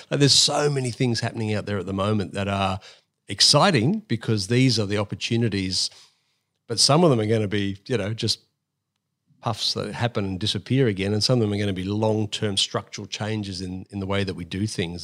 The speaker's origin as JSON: {"language": "English", "town": "Sydney", "region": "New South Wales", "country": "Australia", "tie": "born or raised there", "also_born_or_lived": "United Kingdom / Coffs Harbour", "said": "I grew up in Sydney as a, as a primary, late primary school kid."}